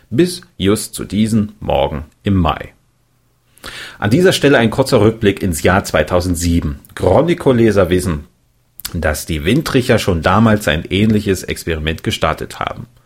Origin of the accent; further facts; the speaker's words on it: Erfurt, Thuringia, Germany; meinen Herkunftsort, meine Heimatstadt Erfurt